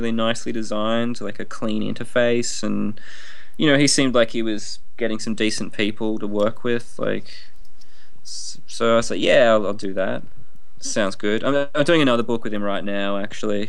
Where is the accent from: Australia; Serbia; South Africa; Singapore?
Australia; Tasmania; I grew up in Tasmania